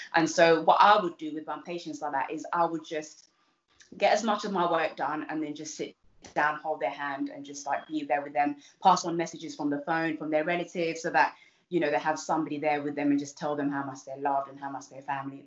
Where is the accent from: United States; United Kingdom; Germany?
United Kingdom; London; also born or lived in Uganda; I came when I was super young, um, and so I grew up in Southeast London. Uh, it's somewhere a little place called East Dulwich